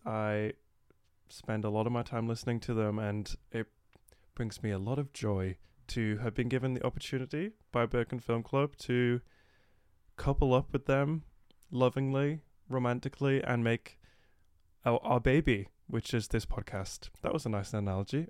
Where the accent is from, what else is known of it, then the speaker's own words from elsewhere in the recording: England, United Kingdom; I'm from England